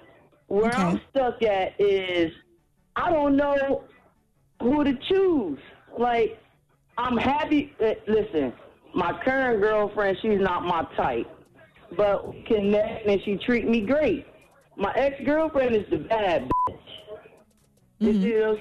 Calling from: Trenton, New Jersey, United States; This is …. I'm calling from Trenton, New Jersey.

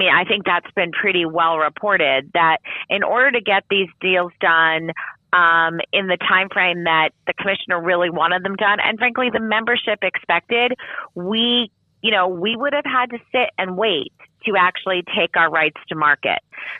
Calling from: Los Angeles, California, United States; I'm calling in from Los Angeles. I would say sunny Los Angeles, but it isn't, so I won't lie.

